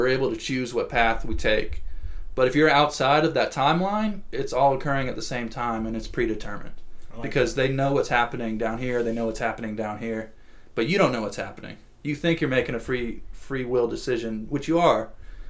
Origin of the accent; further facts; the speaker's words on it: New York, United States; you know, I'm from New York and like we don't mess around with authority figures like that.